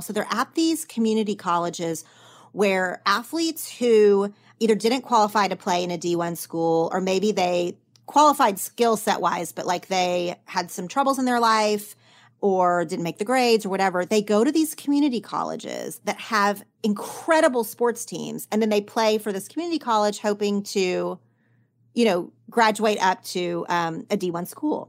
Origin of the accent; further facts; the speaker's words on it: Oklahoma, United States; now in Los Angeles, United States; in my small town growing up in Oklahoma